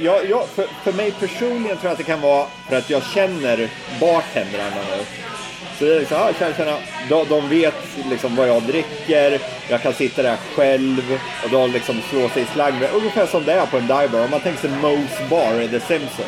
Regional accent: Sweden; vi svenskar

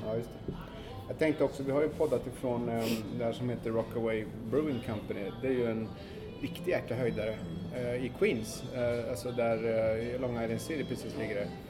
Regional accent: Sweden; now in New York, United States; hemma i Sverige

